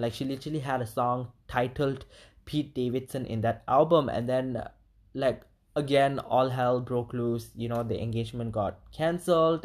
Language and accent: English; Malaysia; as a minority and as an Indian in Malaysia